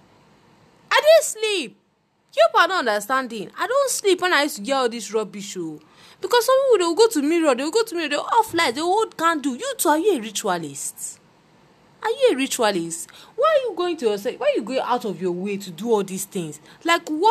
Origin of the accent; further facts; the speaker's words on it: Nigeria; as Nigerian children